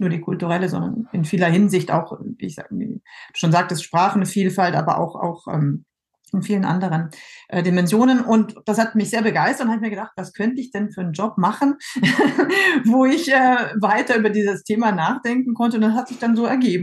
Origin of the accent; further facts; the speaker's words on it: Germany; moved away as an adult; now in France; Ich ähm, bin ja Deutsche und ähm, habe so mehr oder weniger aus Zufall oder zum Mal ausprobieren in jungen Jahren in Frankreich äh, angefangen zu studieren und das hat mir dann ganz gut gefallen und ich bin geblieben